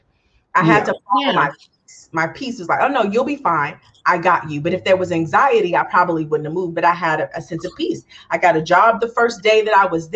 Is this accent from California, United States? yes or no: no; Galveston, Texas, United States; moved away as an adult; also born or lived in Los Angeles; Growing up in a small town, I'm from Galveston, Texas.